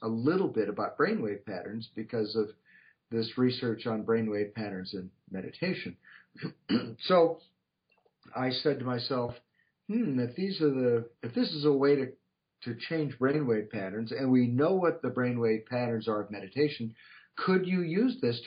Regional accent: Portland, Oregon, United States; I grew up in Portland, Oregon

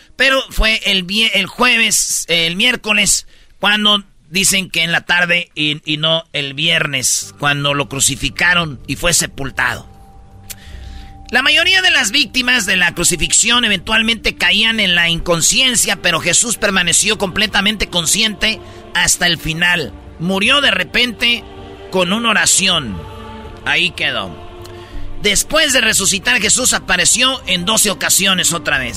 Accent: Mexico

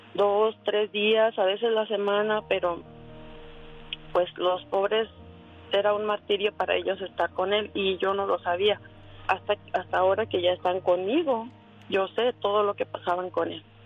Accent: Guanajuato, Mexico; born or raised there

